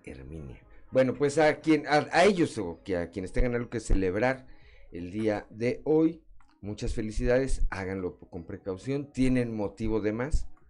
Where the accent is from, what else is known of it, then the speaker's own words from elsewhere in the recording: Tula, Hidalgo, Mexico; now in Coahuila, Mexico; allá está mi pueblo, a Totonico de Tula Hidalgo